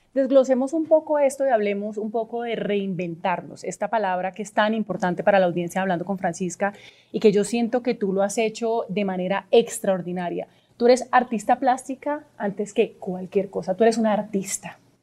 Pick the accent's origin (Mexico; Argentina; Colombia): Colombia; yo realmente lo siento como colombiana